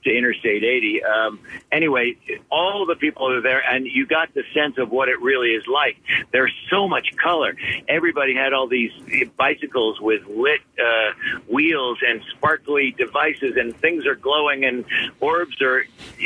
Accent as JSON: {"language": "English", "town": "Philadelphia", "region": "Pennsylvania", "country": "United States"}